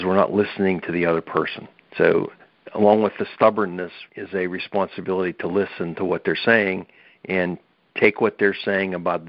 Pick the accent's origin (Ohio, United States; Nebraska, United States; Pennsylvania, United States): Pennsylvania, United States; we're from Pennsylvania